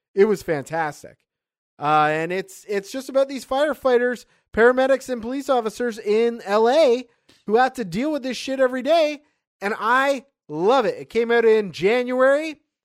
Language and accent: English; Canada; as a Canadian who has never been to a reservation